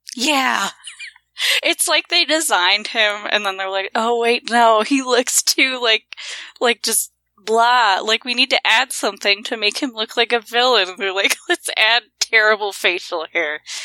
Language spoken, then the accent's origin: English; Montana, United States; I'm from Montana